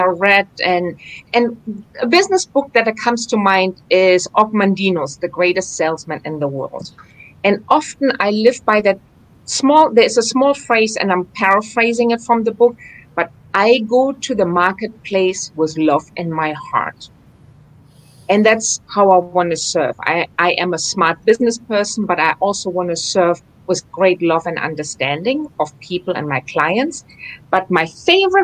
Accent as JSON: {"language": "English", "area": "on the Dutch border", "region": "Northern Germany", "country": "Germany", "tie": "born or raised there", "moved": "yes", "lives_now": "Fort Lauderdale, United States", "said": "I grew up in the northern part of Germany, right on the Dutch border"}